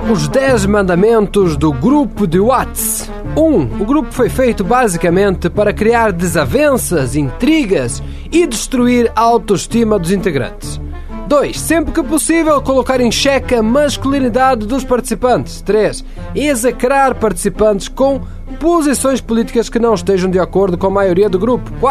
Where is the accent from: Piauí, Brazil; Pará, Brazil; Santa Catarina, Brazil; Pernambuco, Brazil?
Santa Catarina, Brazil; now in Canoas, Brazil; eu sou de Santa Catarina, mas eu moro em Canoas.